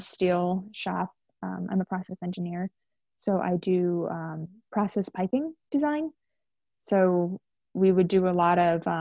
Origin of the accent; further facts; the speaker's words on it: Georgia, United States; also born or lived in upstate New York; I was born in upstate New York, and we moved down here when we were fairly young, down to, I live in Georgia. I've lived in Georgia for most of my life